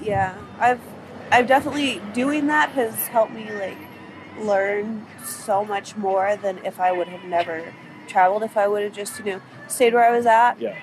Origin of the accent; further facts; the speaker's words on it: Arizona, United States; moved away as an adult; also born or lived in North Carolina / Salt Lake City, Utah; I'm from Arizona.